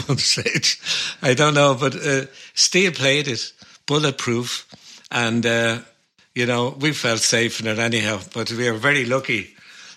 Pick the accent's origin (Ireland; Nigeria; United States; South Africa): Ireland; Dublin, Leinster; we came from Bluebell and Inchicore